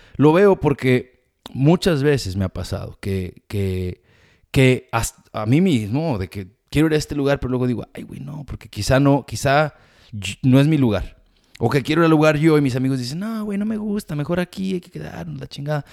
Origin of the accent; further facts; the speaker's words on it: Mexico; now in United States; toda mi vida de experiencia siendo latino, inmigrante, mexicano